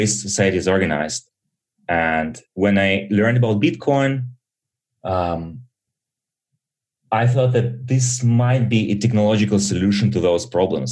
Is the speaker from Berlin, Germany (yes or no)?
yes; Berlin, Germany; also born or lived in Soviet Union; I was born in Soviet Union and immigrated to Germany early with my parents